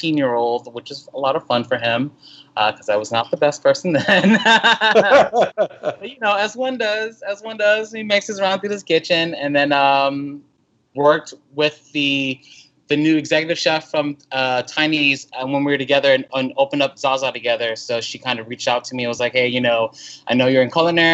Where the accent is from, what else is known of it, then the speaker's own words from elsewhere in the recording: Houston, Texas, United States; growing up in Houston, I remember like, oh my God, summertime means I got to bring like 3 shirts with me in the car